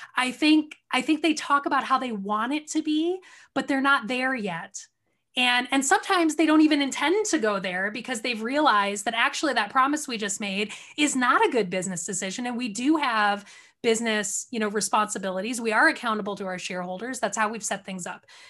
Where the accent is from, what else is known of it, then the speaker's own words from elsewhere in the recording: outside of Detroit, Michigan, United States; also born or lived in California; I grew up outside of Detroit